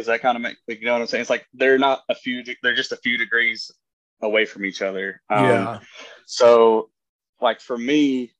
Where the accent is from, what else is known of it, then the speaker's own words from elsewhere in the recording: Appalachia, United States; well, we're not from NOLA, but we're from Appalachia.